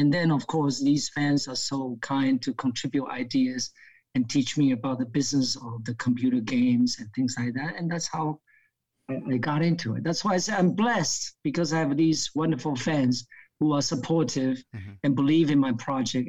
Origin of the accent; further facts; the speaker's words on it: New Jersey, United States; also born or lived in Hong Kong; I grew up in America, uh, uh, uh studying in a petty school in New Jersey.